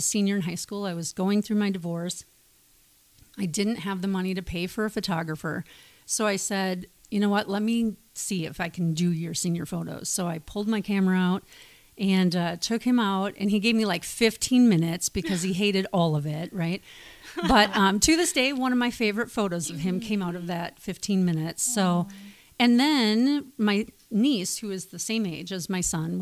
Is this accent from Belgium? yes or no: no; Wisconsin, United States; moved away as an adult; now in Beaverton, United States; I hail from the Midwest, Wisconsin, to be precise